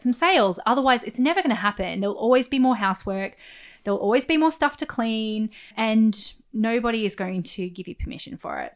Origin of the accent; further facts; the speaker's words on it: Central Coast, New South Wales, Australia; I'm from the Central Coast, right? I grew up in like housing commission on the Central Coast.